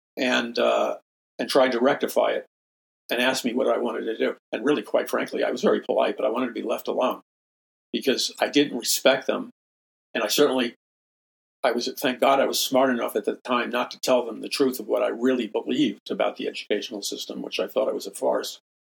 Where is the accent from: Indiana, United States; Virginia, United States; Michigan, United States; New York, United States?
New York, United States; New York City; I'm from New York City